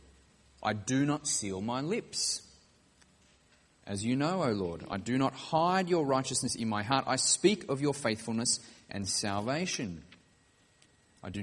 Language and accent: English; Wollongong, New South Wales, Australia; I grew up in Wollongong on the south coast of New South Wales.